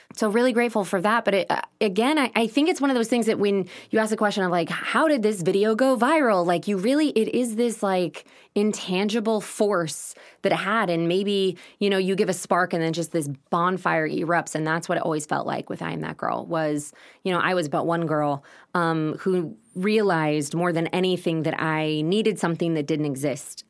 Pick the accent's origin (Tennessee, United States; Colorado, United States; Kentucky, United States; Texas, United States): Texas, United States; Austin; also born or lived in Los Angeles, California; growing up in Westlake was, was really challenging